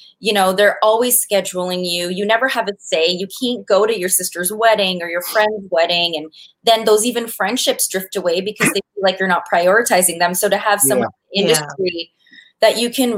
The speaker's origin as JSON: {"language": "English", "town": "Calgary", "region": "Alberta", "country": "Canada", "tie": "born or raised there", "said": "we're actually from Calgary, so we're from the same hometown"}